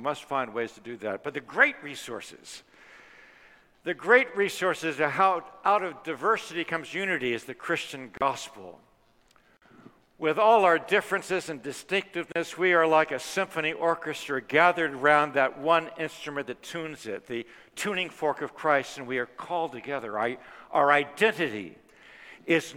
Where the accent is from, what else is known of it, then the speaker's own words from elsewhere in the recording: Washington, District of Columbia, United States; walking in my hometown amidst Martin Luther King Jr.'s Resurrection City